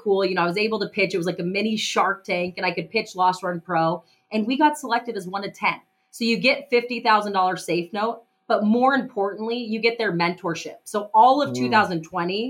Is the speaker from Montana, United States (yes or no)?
yes; Missoula, Montana, United States; I'm from Missoula, Montana. I was born and raised here.